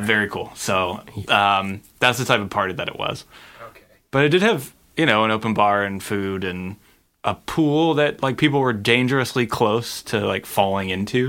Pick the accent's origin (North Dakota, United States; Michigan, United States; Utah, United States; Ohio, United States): Ohio, United States; Cleveland; now in Los Angeles, United States; my hometown of Cleveland, Ohio